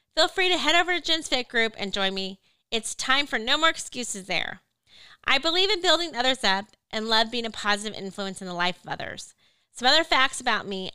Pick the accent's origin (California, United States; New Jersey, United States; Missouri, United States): Missouri, United States; moved away as an adult; also born or lived in Georgia; I was born and raised in Missouri, loved growing up on the beautiful lake at the Lake of the Ozarks.